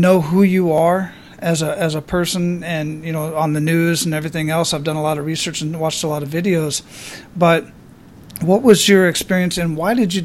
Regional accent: Phoenix, Arizona, United States; also born or lived in Hawaii / Germany; now in Florida, United States; I grew up in Phoenix

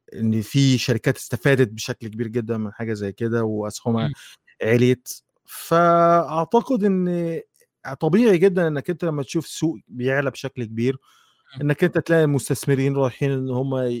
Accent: Egypt; وفي مجله كانت عندنا عندنا في مصر كانت اسمها لغه العصر

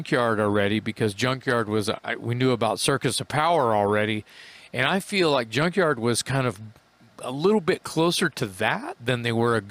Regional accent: Texas, United States; we're from Texas

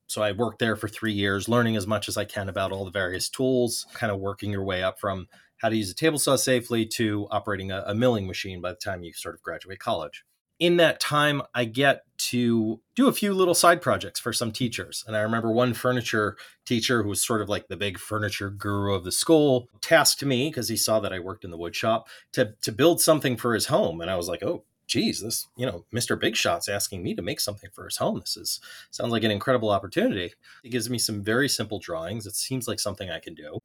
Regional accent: Long Island, New York, United States; growing up on Long Island

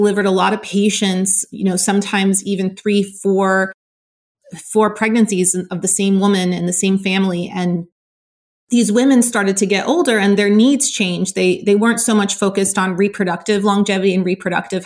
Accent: Southern California, United States; I grew up in California, in Southern California

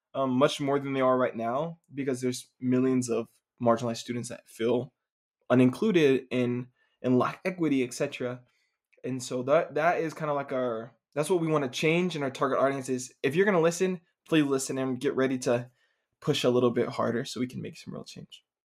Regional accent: Dallas, Texas, United States; moved away; from Dallas, Texas originally

